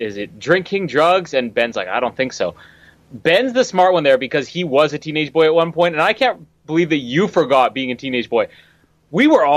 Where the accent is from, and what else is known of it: Canada